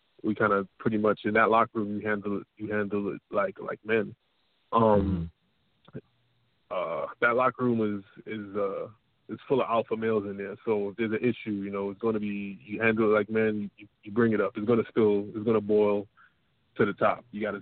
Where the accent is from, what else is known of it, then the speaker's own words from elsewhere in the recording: New York City, New York, United States; I'm from Parkside to Darkside